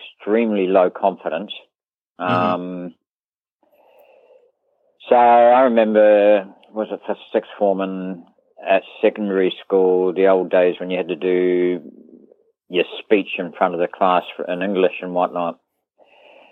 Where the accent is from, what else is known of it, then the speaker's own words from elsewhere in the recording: Christchurch, Canterbury, New Zealand; also born or lived in Harborough / Whangarei; born and bred Christchurch, lived in Harborough from about 4 till about 10, lived in Whangarei from about 10 till about 15, 16, then moved back to Christchurch